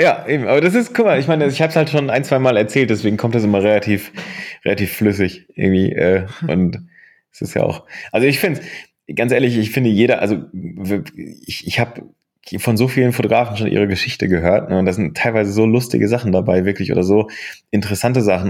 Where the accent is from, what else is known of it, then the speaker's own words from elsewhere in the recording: Bochum, North Rhine-Westphalia, Germany; moved away; also born or lived in Aachen; ich bin 1983 in äh, Bochum geboren ähm, und äh, bin im Herzen nach wie vor Bochumer.